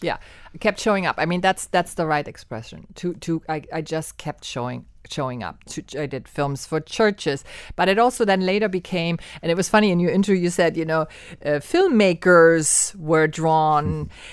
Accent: Germany; moved away as an adult; now in Miami, United States; I was born and raised in Germany, and I came to Miami in eighty-seven to study film and theater at the University of Miami.

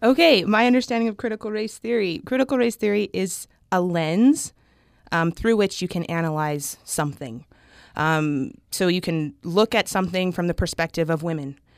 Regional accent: Southeast Idaho, United States; moved away as an adult; now in Utah, United States; I grew up in Southeast Idaho

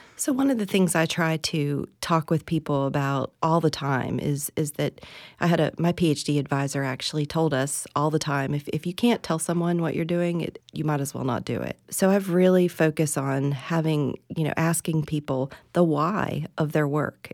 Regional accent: West Virginia, United States; moved away as an adult; also born or lived in Tennessee; now in Florida, United States; I'm originally from West Virginia

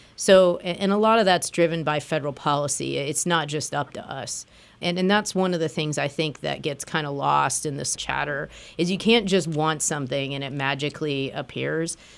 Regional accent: Springfield, Illinois, United States; now in Lehigh Valley, United States; I grew up in Springfield, Illinois, and the Amtrak train went through my hometown.

